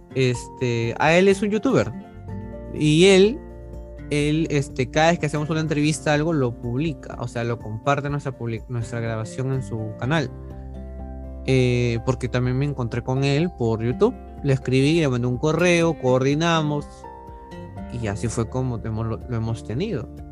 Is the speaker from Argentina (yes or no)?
no; Peru; soy estudiante de la carrera de psicología, soy de Perú